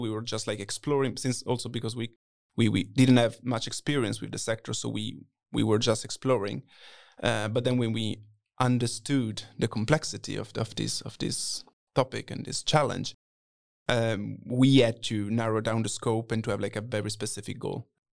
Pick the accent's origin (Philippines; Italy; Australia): Italy; moved away; I'm twenty-four, originally from Italy